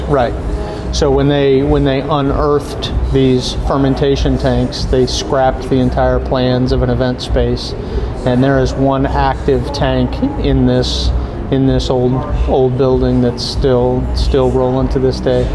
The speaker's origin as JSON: {"language": "English", "town": "St. Louis", "region": "Missouri", "country": "United States", "said": "We're from St. Louis"}